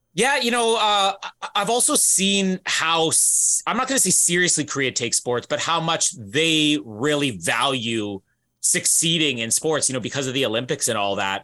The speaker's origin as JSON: {"language": "English", "country": "Canada", "said": "as a Canadian"}